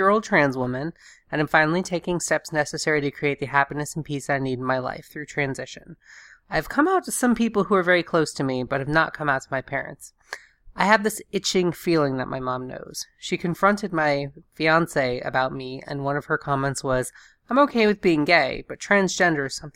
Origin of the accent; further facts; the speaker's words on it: the South, Georgia, United States; also born or lived in the American South; I grew up in Georgia, actually in the South, various areas in the South, in a very, very evangelical Christian community